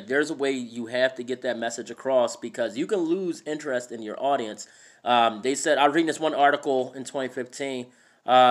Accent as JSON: {"language": "English", "town": "Philadelphia", "region": "Pennsylvania", "country": "United States", "tie": "born or raised there", "also_born_or_lived": "New Jersey / New York", "moved": "as an adult", "lives_now": "Idaho, United States", "said": "I was born and raised in Philadelphia my entire life"}